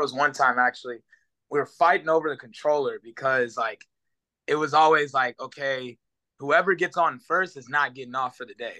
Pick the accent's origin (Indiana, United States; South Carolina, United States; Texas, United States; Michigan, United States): Texas, United States; Houston; also born or lived in Oklahoma City, Oklahoma / Kingwood, Texas; I was born in Oklahoma City, and then moved down to Houston probably around 2. So I remember, I mean, bits and pieces of being in Oklahoma, but yeah, for the most part, I've been in Houston my entire life.